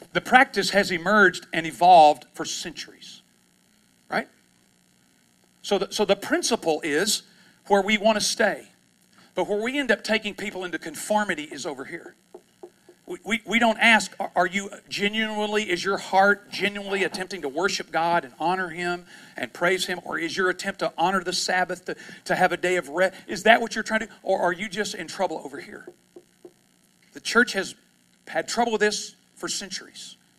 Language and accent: English; East Texas, United States; I'm from East Texas